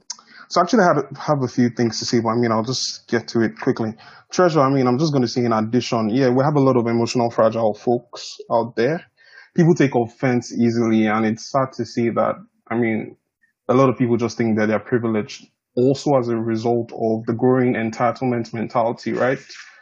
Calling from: Canberra, Australian Capital Territory, Australia; I'm tuning in from Canberra, Australia, actually.

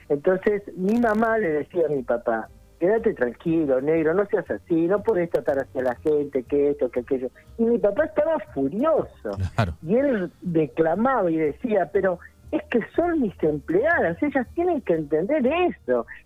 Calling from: General Pico, La Pampa, Argentina; Estoy en General Pico, voy y vengo de Pico a ah. Santa Rosa.

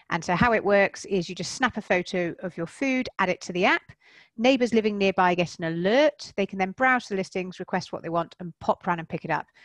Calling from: South West England, United Kingdom; I am. Yep, I'm in Wiltshire, um, so just about an hour, hour and a bit outside of London

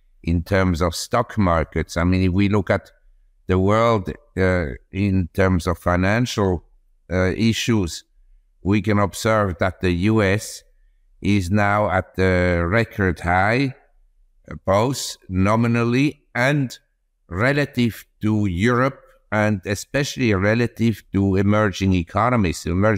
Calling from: Chiang Mai, Thailand; From Chiang Mai, that's in the north of Thailand, in the Golden Triangle.

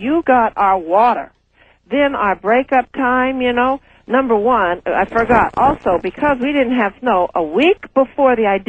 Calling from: Anchorage, Alaska, United States; Hi, I'm calling from Alaska.

